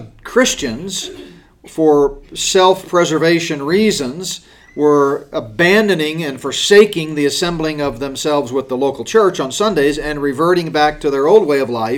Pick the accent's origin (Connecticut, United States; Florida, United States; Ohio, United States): Connecticut, United States; Danbury; growing up in Danbury, and I can remember the Meeting House Hill school that I attended